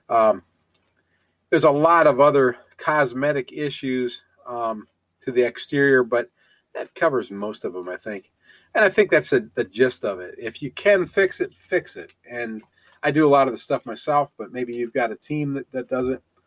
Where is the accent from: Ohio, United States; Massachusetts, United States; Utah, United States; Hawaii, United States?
Ohio, United States; moved away; also born or lived in Tennessee; I'm also from Ohio